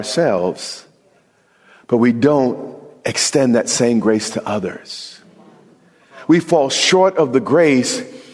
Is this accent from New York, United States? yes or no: yes; New York, United States; I'm from New York